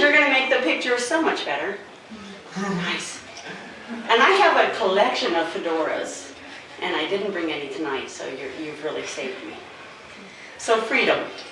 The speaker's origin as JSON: {"language": "English", "region": "Arizona", "country": "United States", "moved": "yes", "lives_now": "Ohio, United States", "said": "I'm from the desert. I'm from Arizona"}